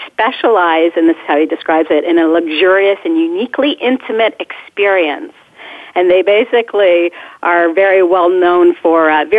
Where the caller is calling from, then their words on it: just outside of Boston, Massachusetts, United States; So I am calling from just outside of Boston in Massachusetts.